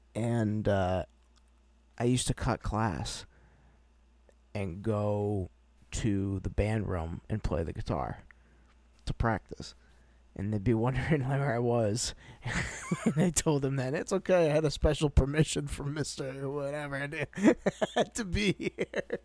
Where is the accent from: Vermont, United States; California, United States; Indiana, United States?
Vermont, United States; Brattleboro; I was born in Brat